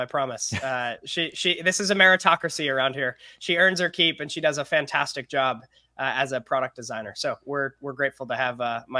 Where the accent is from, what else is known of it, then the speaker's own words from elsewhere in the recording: Kentucky, United States; born there; also born or lived in Toronto, Canada / California; I was actually born in Kentucky. And you'll like this, a portion of my upbringing was in Toronto, Canada. So while I've lived in California the longest, I'm from a lot of different places.